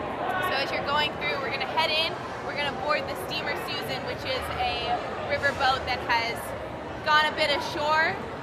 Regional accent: Tennessee, United States; moved away; I am from Tennessee, so if the y'all and things come out, just be prepared and love me for it anyway.

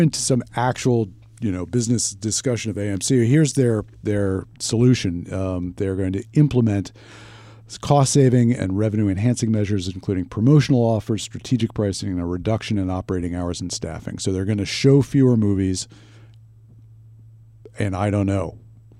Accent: United States; I am an American.

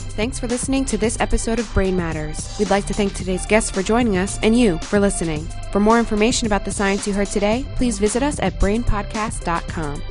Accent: Quebec, Canada; moved away as an adult; also born or lived in Alberta, Canada; now in Austin, United States; I'm originally from Quebec

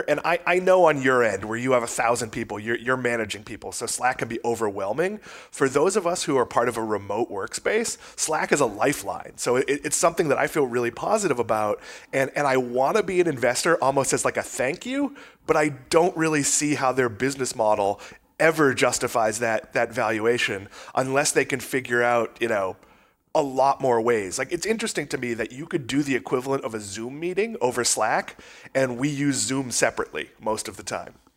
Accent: Massachusetts, United States; I grew up in Massachusetts

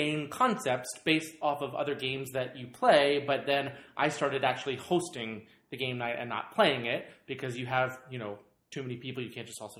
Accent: Maryland, United States; moved away as an adult; also born or lived in Los Angeles; now in Irvine, United States; I grew up in Maryland

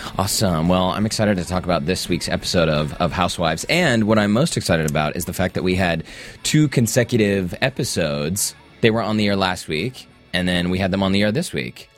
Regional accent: Salt Lake City, Utah, United States; I was raised in Salt Lake.

